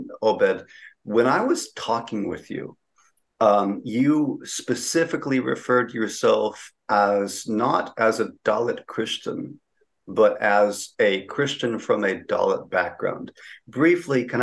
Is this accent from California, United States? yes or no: yes; California, United States; I grew up in California